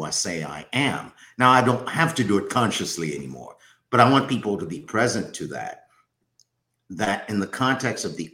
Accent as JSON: {"language": "English", "country": "Haiti", "said": "So I'm from Haiti."}